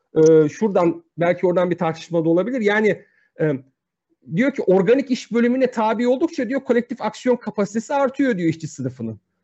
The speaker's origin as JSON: {"language": "Turkish", "country": "Turkey", "said": "Ben bir Türk'üm."}